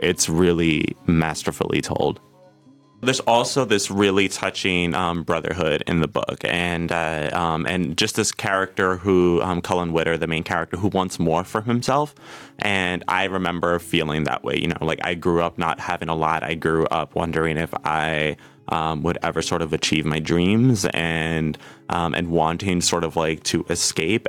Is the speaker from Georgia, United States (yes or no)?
no; New York City, New York, United States; I'm from New York City